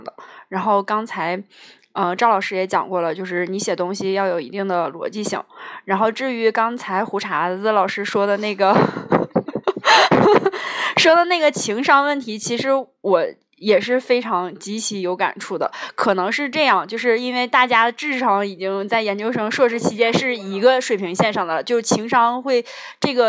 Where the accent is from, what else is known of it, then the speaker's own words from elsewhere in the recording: China; 因为我们中国人还是要要算那个农历的新年嘛